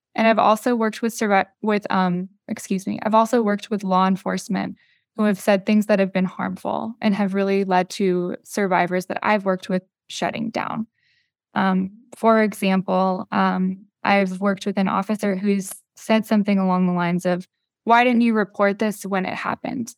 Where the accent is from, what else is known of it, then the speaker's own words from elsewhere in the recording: North Carolina, United States; I'm from North Carolina